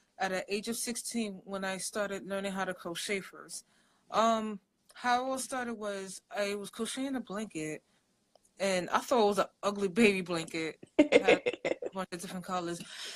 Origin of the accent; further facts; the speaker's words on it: New York City, New York, United States; I'm originally from New York City. My parents are from Africa. They're actually from Nigeria